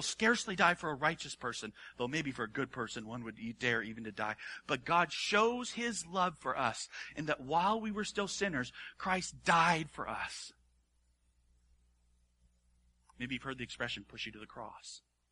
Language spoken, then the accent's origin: English; Hawaii, United States; I grew up in Hawaii.